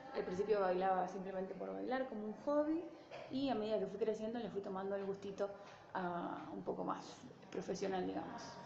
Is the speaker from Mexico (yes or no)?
no; San Pedro, Buenos Aires Province, Argentina; moved away as an adult; now in Rosario, Argentina; soy de San Pedro, provincia de Buenos Aires